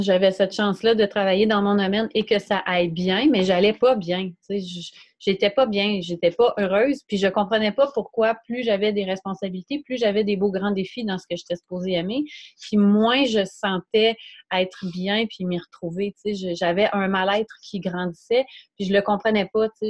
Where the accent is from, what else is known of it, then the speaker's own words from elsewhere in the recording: Quebec, Canada; dans mon patelin, là où j'étais née